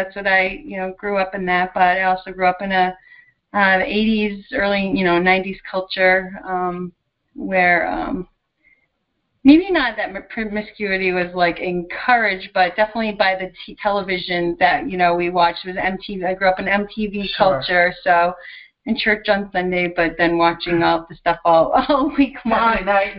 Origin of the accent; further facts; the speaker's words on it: Lowell, Massachusetts, United States; also born or lived in Pennsylvania; now in Willimantic, United States; So I grew up in Lowell, Massachusetts, for a long period of time. When I was a little bit younger, elementary school age, we moved to like a suburb, and I'm the youngest of six children.